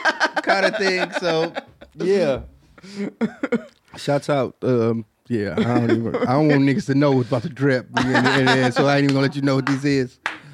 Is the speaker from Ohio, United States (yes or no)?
no; Queens, New York, United States; I grew up in Queens, New York.